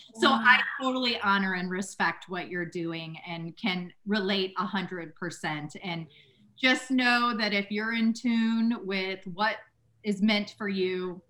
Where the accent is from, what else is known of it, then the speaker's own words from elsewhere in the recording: St. Louis, Missouri, United States; I grew up in St. Louis, had lived my whole life there